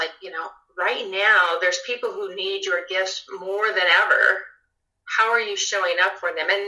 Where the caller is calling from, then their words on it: Evergreen, Colorado, United States; So I'm in Evergreen, Colorado. So I'm in the foothills of Colorado, and I live.